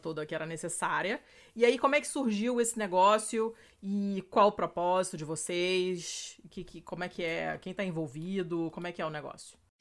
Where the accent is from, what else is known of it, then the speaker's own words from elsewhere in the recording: Rio de Janeiro, Brazil; moved away as an adult; now in Italy; no apartamento onde eu, cresci, no Rio